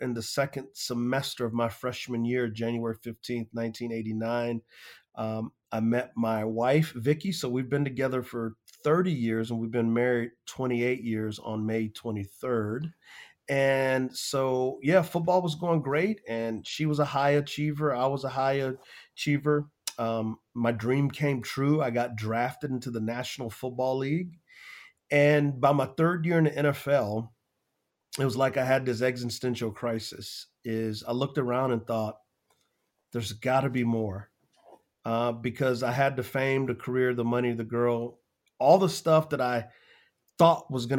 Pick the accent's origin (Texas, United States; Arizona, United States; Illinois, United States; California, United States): Texas, United States; San Antonio; Yeah, so I grew up in San Antonio, Texas, an area called the West Side.